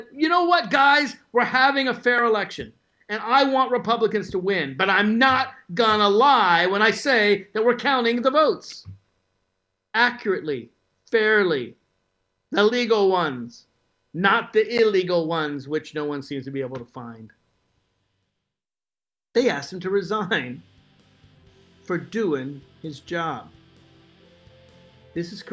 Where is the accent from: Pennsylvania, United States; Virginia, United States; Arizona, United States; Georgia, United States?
Virginia, United States; my home state of Virginia